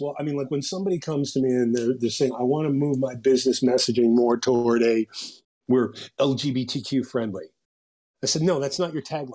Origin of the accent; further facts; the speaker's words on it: Western Massachusetts, United States; I grew up in Western Massachusetts